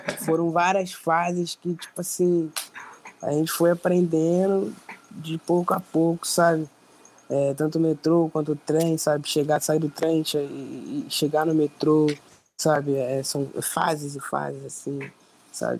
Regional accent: Nova Iguaçu, Rio de Janeiro, Brazil; somos da Baixada Fluminense, tanto eu quanto o …, nascidos e criados aqui, né? na Baixada Fluminense, Nova Iguaçu

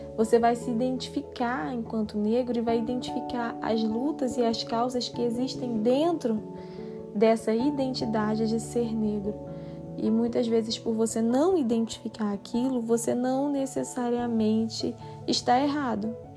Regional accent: Brazil; continuamos, né, nos identificando enquanto brasileiros

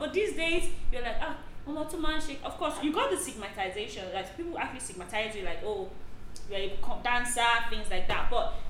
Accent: Lagos, Nigeria; I grew up in Ali Mosho. Ali Mosho, Ikotun, Ikotun, Pipeline, Power Line, Egbeda, all those sides.

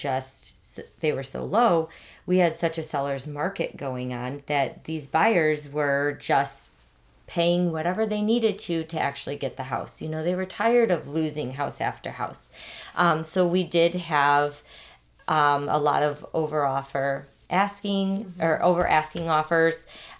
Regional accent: Northwest Indiana, United States; also born or lived in Schererville, Indiana / St. John, Indiana; I was born and raised in Northwest Indiana.

